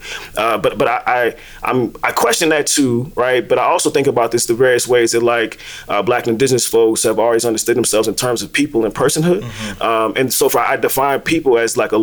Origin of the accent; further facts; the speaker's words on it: DC area, Maryland, United States; I'm originally from the DMV. For those who don't know, grew up around DC. So when you say Maryland, they normally say Baltimore, and that's not where I'm from.